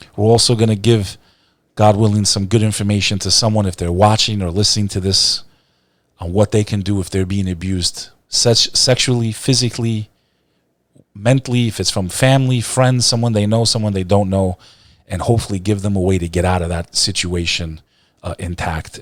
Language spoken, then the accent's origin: English; New Jersey, United States; also born or lived in Texas; I was born in Texas, grew up in Jersey